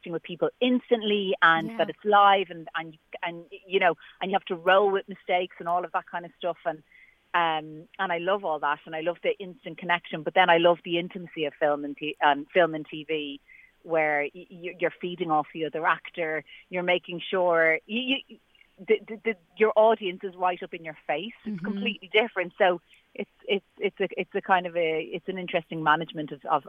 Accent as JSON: {"language": "English", "country": "Ireland", "said": "I'm Irish"}